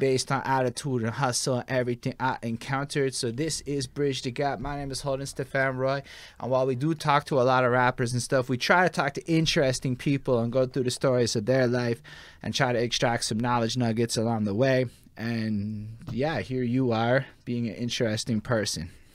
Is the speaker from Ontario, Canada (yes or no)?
no; Montreal, Quebec, Canada; So we come from Montreal.